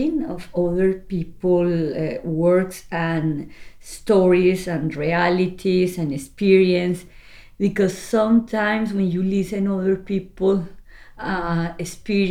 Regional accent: Colombia; now in Norway; I am from Colombia. I have been living in Norway for 20 years

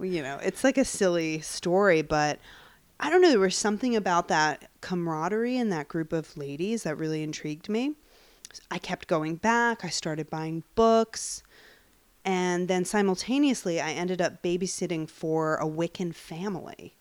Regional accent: Long Island, New York, United States; I grew up in Long Island

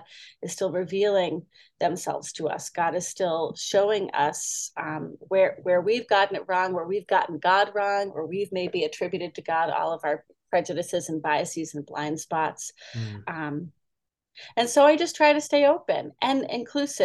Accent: Boston, Massachusetts, United States; moved away as an adult; now in California, United States; I grew up in Boston and my previous church was in Metro Boston

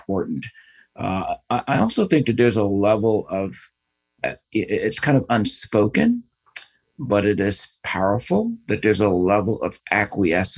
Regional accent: United States; I've grown up here

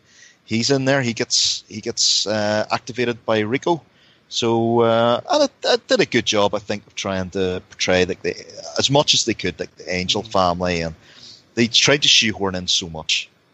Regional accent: Ballymena, Northern Ireland, United Kingdom; He comes from my hometown.

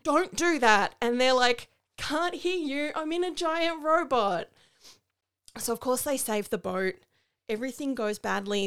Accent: Australia; as an Australian

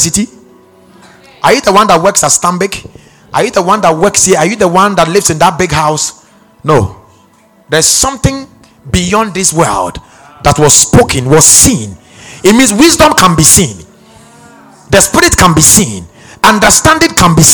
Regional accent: Ghana; I'm from Ghana.

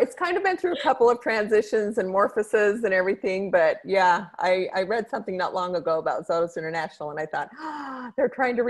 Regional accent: Idaho Falls, Idaho, United States; born there; also born or lived in Mexico; I was born in Idaho Falls, Idaho.

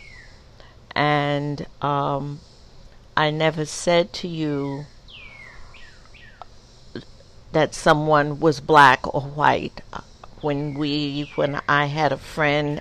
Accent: the South, United States; also born or lived in Co-op City, New York; now in New York, United States; I came from the South

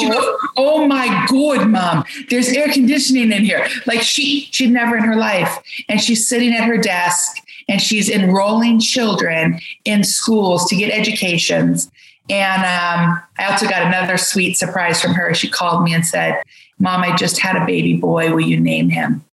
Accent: United States; I'm from America

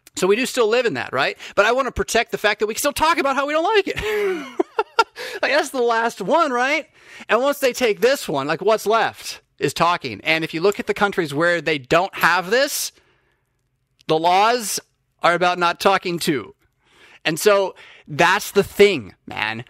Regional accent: United States; as an American

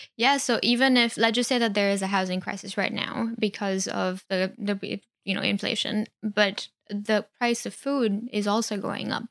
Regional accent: India; moved away; I grew up in India

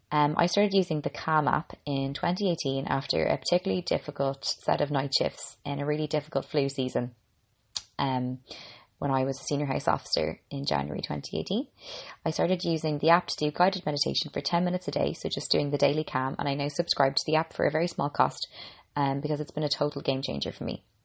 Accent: Ireland; I'm an Irish girl

